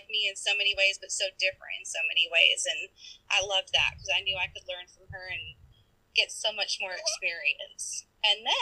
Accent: Minnesota, United States; also born or lived in Eau Claire, Wisconsin / Georgia; now in Wisconsin, United States; I grew up mainly in Minnesota

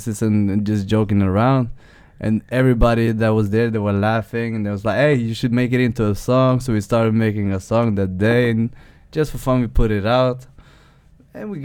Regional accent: Skien, Telemark, Norway; English is a second language; now in Oslo, Norway; We're from Shen. We're from a place called Gulset.

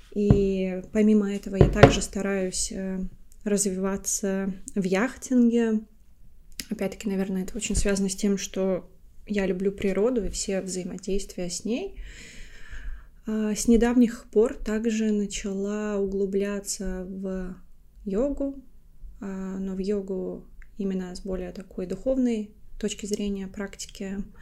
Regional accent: Latvia; now in London, United Kingdom; я родилась и выросла в Латвии, уже 11 лет также живу в Лондоне

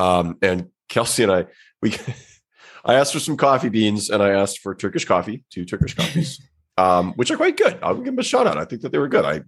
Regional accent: Midwest, United States; I'm from the Midwest.

